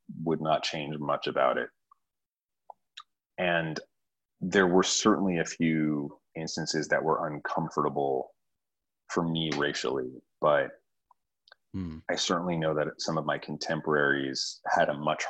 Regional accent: New York, United States; moved away as an adult; also born or lived in San Diego; because I grew up in New York, went to high school in New York, went to college in New York. I'd traveled, but I'd never left New York for more than a couple months.

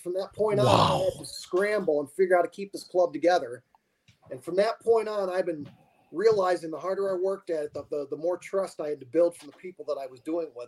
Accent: Bradford, Pennsylvania, United States; also born or lived in Phoenix, Arizona; now in Glendale, Arizona, United States; I was born in Bradford, PA. I was actually a border child

